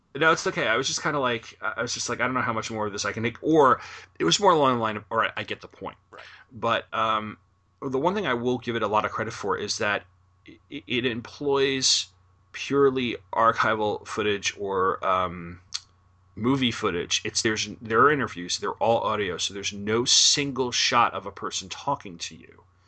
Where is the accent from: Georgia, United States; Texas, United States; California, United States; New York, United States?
New York, United States; New York area, United States; I'm from the New York area